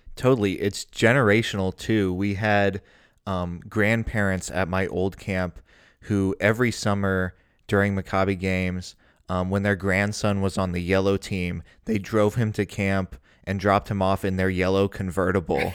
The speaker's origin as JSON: {"language": "English", "town": "Cincinnati", "region": "Ohio", "country": "United States", "tie": "born or raised there", "said": "I grew up in Cincinnati, Ohio"}